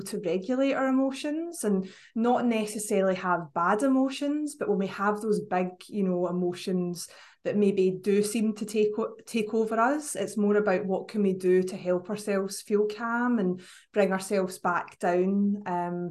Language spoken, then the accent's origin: English; Scotland, United Kingdom; accent: Scottish; I know you couldn't guess from my accent, but up in Scotland